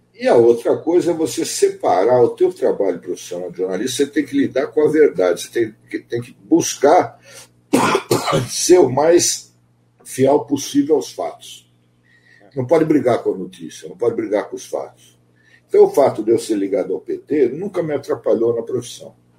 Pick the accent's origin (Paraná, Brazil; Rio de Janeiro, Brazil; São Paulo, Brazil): São Paulo, Brazil; eu sou aqui de São Paulo, nascido aqui